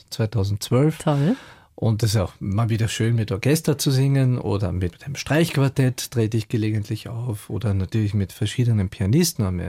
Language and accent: German; Klagenfurt, Carinthia, Austria; moved away as an adult; also born or lived in Vienna; Also ich bin in Klagenfurt aufgewachsen und bin dann mit 19 nach Wien und habe Aufnahmesprüfung gemacht